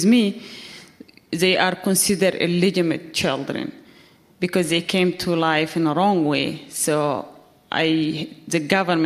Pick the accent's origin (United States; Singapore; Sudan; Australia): Sudan; eastern Sudan; English is a second language; moved away; I was born in Sudan. I was born in a refugee camp in eastern Sudan.